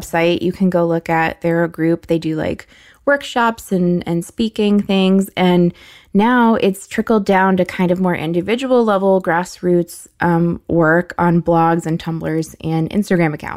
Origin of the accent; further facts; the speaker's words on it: United States; as an American, I had a weak body used to air conditioning